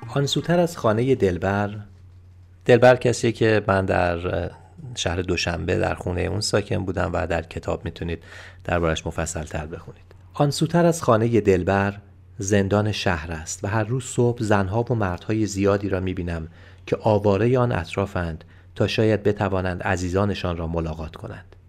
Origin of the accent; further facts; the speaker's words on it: Iran; از ایران آمدم